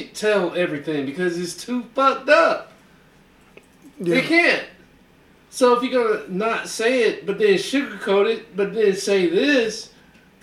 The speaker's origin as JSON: {"language": "English", "region": "the South", "country": "United States", "moved": "yes", "lives_now": "Texas, United States", "said": "I'm from the South."}